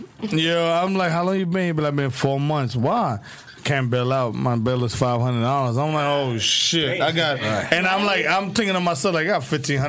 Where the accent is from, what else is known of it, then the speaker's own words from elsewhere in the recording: New York, United States; I'm from New York.